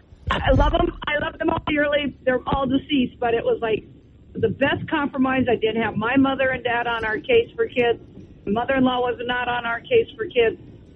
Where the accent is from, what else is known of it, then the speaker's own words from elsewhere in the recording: Cloquet, Minnesota, United States; now in Esko, United States; I was born and raised in Cloquet. Husband was born and raised in Duluth, but we moved to Esco, and we've been there for 45 years.